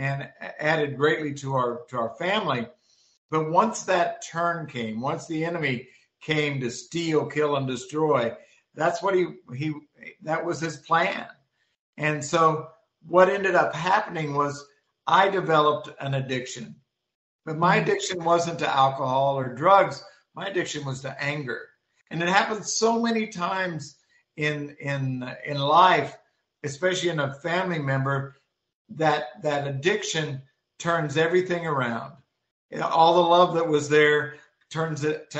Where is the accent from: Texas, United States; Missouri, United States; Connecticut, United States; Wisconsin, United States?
Missouri, United States; moved away as an adult; also born or lived in Florida; now in Manitoba, Canada; we moved from Missouri, where I'm originally from, to Florida